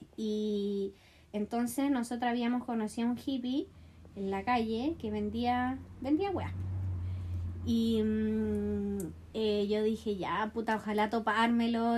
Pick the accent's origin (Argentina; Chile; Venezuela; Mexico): Chile; chileno en Río